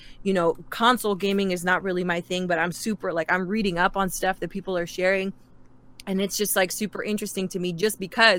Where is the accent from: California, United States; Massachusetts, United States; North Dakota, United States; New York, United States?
New York, United States; it's funny, I'm half Mexican. My dad is Mexican, but I was raised in New York.